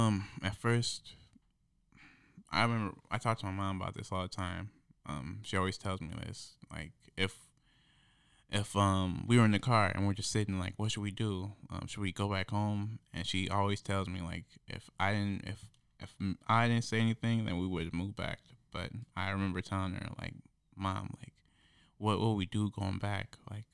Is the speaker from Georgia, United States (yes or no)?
no; Beloit, Wisconsin, United States; It was just, a spur-of-the-moment thing, because I came here from Beloit, Wisconsin. It's, on the border of Illinois and Wisconsin.